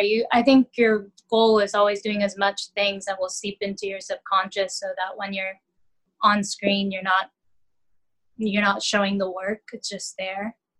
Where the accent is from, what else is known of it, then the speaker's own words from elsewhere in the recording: Dallas, Texas, United States; also born or lived in London, United Kingdom; now in New York City, United States; I'm Texan. I'm Southern